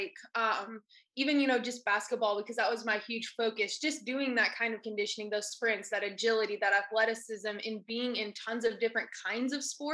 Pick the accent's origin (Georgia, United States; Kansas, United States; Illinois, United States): Georgia, United States; Ball Ground; I came from Ball Ground, Georgia, super small town, really farm town type feel. I grew up on a small farm